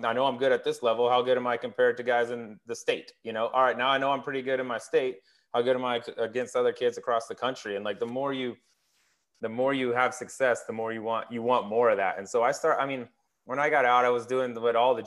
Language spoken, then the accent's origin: English; Colorado, United States; I grew up in Colorado